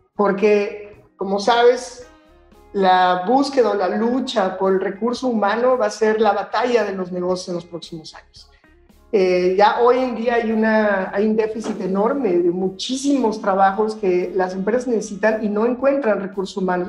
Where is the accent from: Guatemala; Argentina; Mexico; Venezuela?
Mexico; Guanajuato; also born or lived in Barcelona; Yo soy de Guanajuato